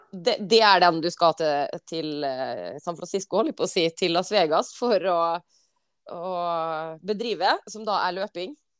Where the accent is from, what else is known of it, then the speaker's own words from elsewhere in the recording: Western Norway, Norway; moved away; For som vestlending